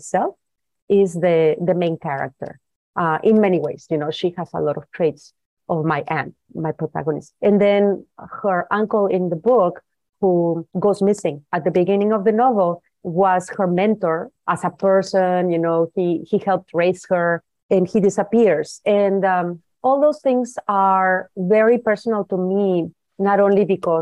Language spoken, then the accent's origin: English; Guadalajara, Jalisco, Mexico; I was born and raised in Guadalajara